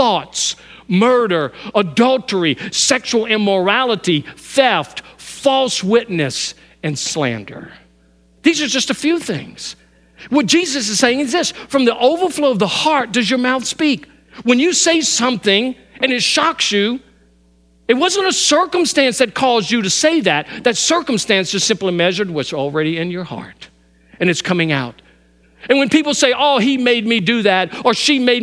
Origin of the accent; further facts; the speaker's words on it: Louisiana, United States; moved away; My whole life I grew up hunting, and I grew up hunting in Louisiana, and I hunt here